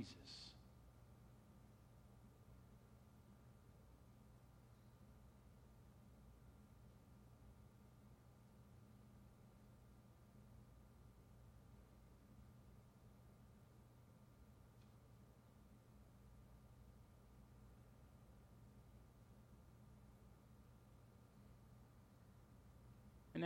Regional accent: United States; We as American Christians

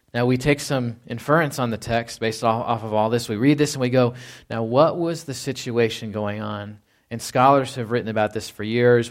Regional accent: Fort Worth, Texas, United States; moved away; I was born in Fort Worth, Texas.

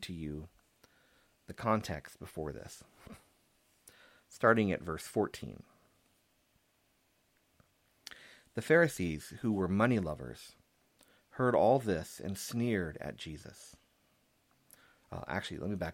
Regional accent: San Antonio, Texas, United States; Growing up in San Antonio

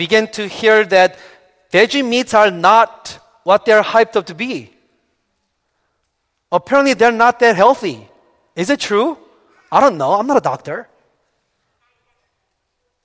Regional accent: South Korea; moved away; Growing up in Korea, I was taught not to drink coffee or Coca-Cola.

